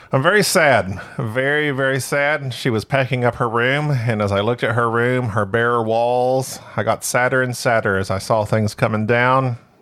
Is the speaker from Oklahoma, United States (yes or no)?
yes; Oklahoma, United States; moved away as an adult; also born or lived in Arkansas; now in Texas, United States; I was raised in Oklahoma for most of my life.